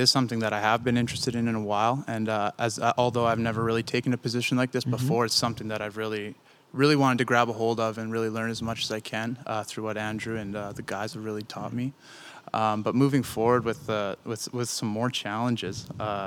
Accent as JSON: {"language": "English", "town": "Lumsden", "region": "Saskatchewan", "country": "Canada", "tie": "born or raised there", "said": "I grew up outside of Lumsden."}